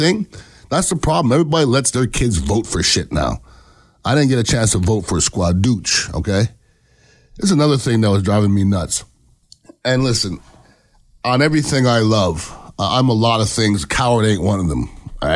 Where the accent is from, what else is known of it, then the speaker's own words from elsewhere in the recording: Canada; now in United States; I am an American citizen. I was born in Canada